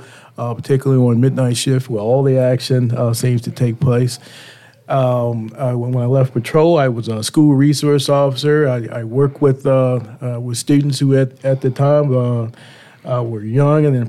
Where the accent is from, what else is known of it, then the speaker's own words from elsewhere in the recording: Richmond, Virginia, United States; I grew up in Richmond, and in fact, Jackson Ward.